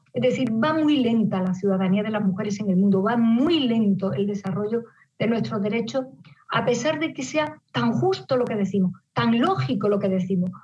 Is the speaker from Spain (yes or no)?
yes; Spain; Las mujeres españolas hemos aprendido